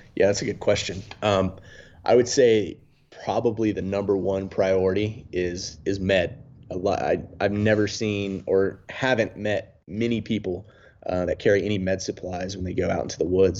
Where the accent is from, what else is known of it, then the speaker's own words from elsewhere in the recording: about 40 minutes outside Mount Airy, rural North Carolina, United States; growing up in a really rural part of North Carolina